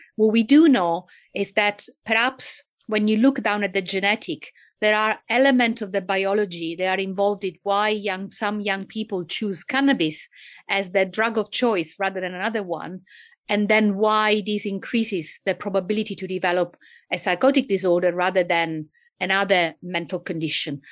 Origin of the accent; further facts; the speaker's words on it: Italy; accent: Italian; English is a second language; moved away; I guess you can tell from my accent, not just my name, that I'm actually Italian.